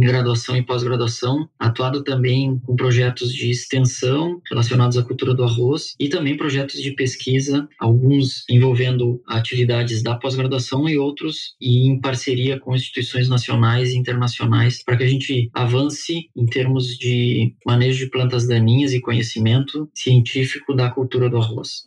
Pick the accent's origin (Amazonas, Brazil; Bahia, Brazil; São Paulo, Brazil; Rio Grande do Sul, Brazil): Rio Grande do Sul, Brazil; eu sou natural do Rio Grande do Sul